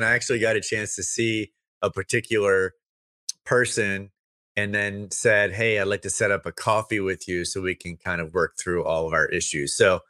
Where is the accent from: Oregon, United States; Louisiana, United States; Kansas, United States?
Louisiana, United States; I'm from Louisiana.